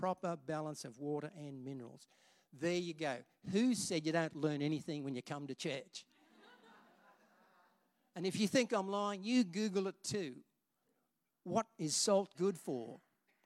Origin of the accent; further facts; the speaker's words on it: Rockhampton, Queensland, Australia; when I was a kid growing up in Rockhampton